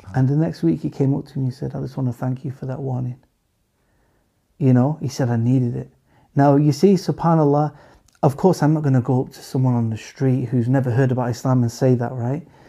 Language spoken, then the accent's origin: English; England, United Kingdom; we we live in England. We're from England